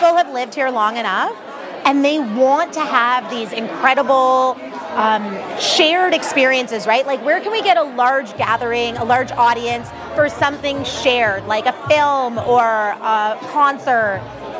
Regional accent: Toronto, Ontario, Canada; I was born in Rexdale, which kind of feels like the original Vaughan. But I grew up going to Canada's Wonderland.

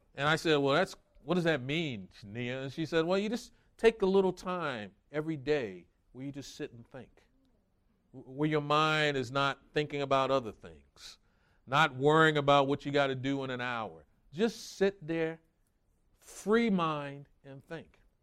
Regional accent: New York, United States; moved away; I grew up in New York

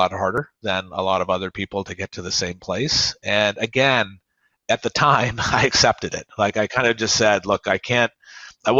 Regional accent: Oak Ridge, Tennessee, United States; My hometown, Oak Ridge, Tennessee, was segregated

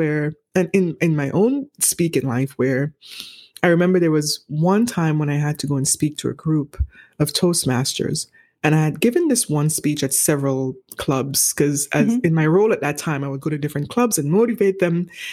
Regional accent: St. Vincent & Grenadines; moved away; growing up in the Caribbean, I'm from the Eastern Caribbean

